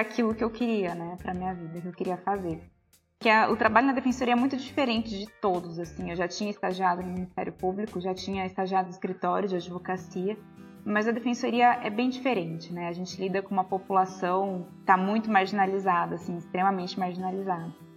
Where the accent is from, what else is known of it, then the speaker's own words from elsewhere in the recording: Minas Gerais, Brazil; eu sou de Minas